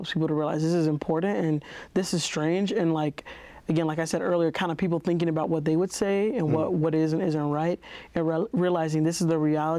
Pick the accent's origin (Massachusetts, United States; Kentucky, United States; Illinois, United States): Illinois, United States; Chicago; now in Utah, United States; I grew up in Chicago on the South Side